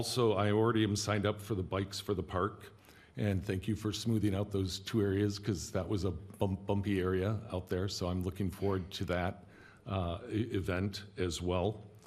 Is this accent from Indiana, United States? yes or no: no; Detroit, Michigan, United States; now in Alameda, United States; I'm also from Detroit and a tennis player